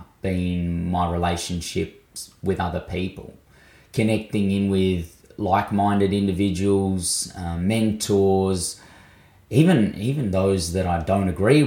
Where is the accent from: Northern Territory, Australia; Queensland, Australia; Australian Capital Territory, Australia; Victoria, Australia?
Victoria, Australia; Mildura; also born or lived in Bathurst, New South Wales; now in Adelaide, Australia; I was born on Wiradjuri country in Bathurst of New South Wales and grew up for most of my life on Lachi Lachi and Barkindji country in Mildura in Victoria.